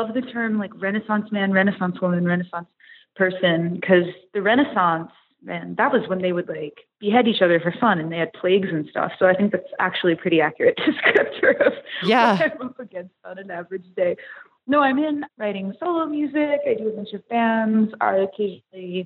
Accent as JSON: {"language": "English", "town": "Watertown", "region": "New York", "country": "United States", "tie": "born or raised there", "also_born_or_lived": "Syracuse, New York / Potsdam, New York", "accent": "Canadian", "moved": "as an adult", "lives_now": "New York City, United States", "said": "I'm from upstate New York. I'm from a town that's about an hour and a half north of Syracuse called Watertown"}